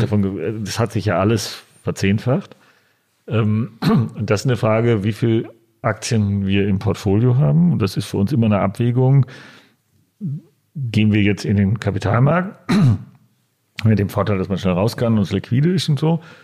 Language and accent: German; Dortmund, North Rhine-Westphalia, Germany; now in Berlin, Germany; ich äh, gebürtiger Dortmunder bin